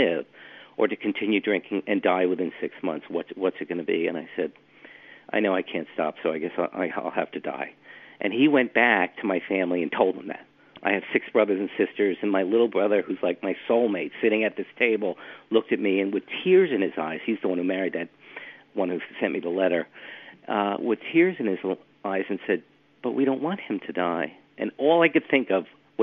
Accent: Westhampton, New York, United States; moved away; I grew up in West Hampton. My parents live in West Hampton, yeah. That's where I grew up.

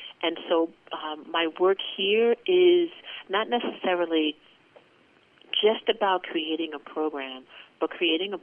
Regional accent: New York, United States; I was born and raised in New York

